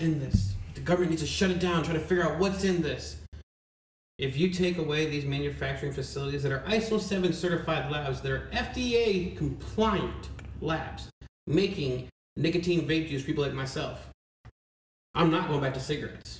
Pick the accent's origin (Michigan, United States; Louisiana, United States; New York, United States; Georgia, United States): Michigan, United States; moved away; I'm from Michigan, too